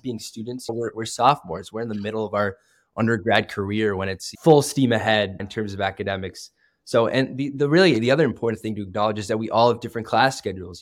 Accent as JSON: {"language": "English", "region": "Vermont", "country": "United States", "tie": "born or raised there", "moved": "as an adult", "lives_now": "Notre Dame, United States", "said": "I grew up in Vermont, actually, which is kind of a rural state"}